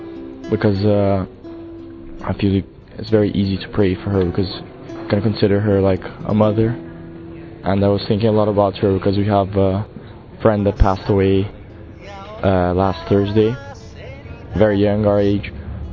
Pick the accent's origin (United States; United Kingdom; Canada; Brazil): Brazil; I'm from Brazil. I'm 20 years old.